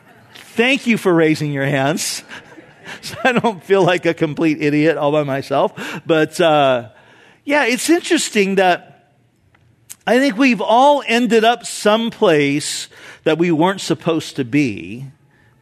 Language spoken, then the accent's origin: English; Orange County, California, United States; I grew up in Orange County, so I'm very familiar with the area up there